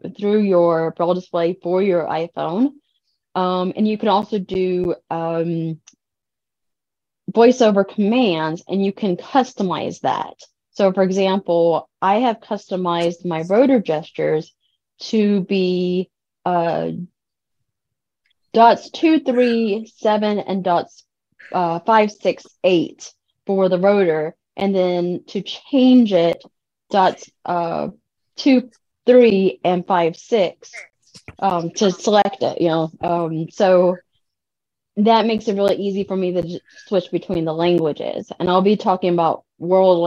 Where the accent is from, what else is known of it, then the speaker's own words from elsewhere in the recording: Cajun, Louisiana, United States; Well, French is my second language. I'm Cajun, so I learned that very early on